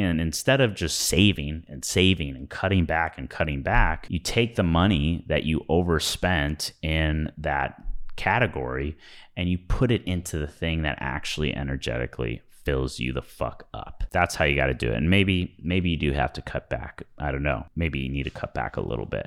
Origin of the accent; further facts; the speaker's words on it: Midwest, United States; growing up in the Midwest